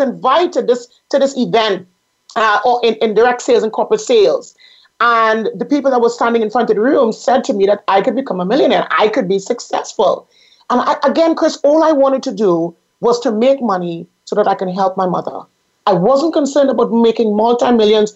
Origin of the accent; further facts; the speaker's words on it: Trinidad & Tobago; I grew up in the Caribbean. I grew up in the beautiful island of Trinidad and Tobago